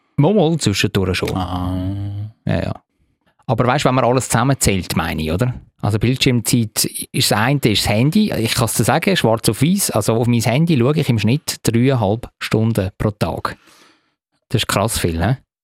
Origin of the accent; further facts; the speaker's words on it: Zurich, Switzerland; als, als Zürcher